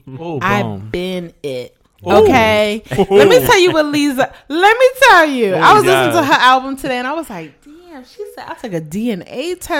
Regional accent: Baltimore, Maryland, United States; Being born and bred in Baltimore, Maryland

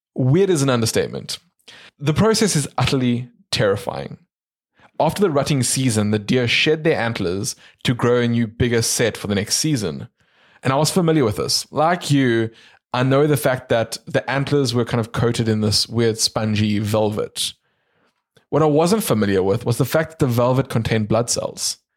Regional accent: South Africa; we're from South Africa

